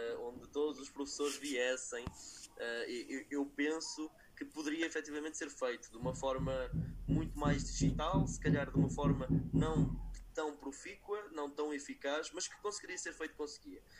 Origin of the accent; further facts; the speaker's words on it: Lisbon, Portugal; Eu sou de Lisboa